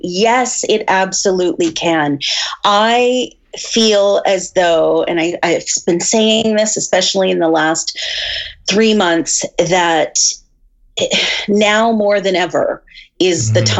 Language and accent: English; Fredericton, New Brunswick, Canada; also born or lived in Montreal / Halifax / Vancouver / Toronto; now in Red Deer, Canada; I've moved around a lot. I was born in Montreal, and then I grew up in Fredericton, New Brunswick. And then I moved, after university, I moved to Halifax, Vancouver, Toronto, New York, and then Calgary, and now Red Deer, Alberta.